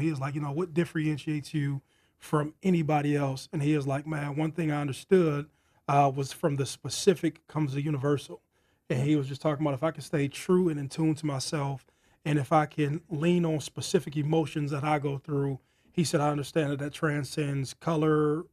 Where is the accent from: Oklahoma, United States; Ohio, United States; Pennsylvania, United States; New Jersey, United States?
Ohio, United States; Youngstown; Born and raised in Youngstown, Ohio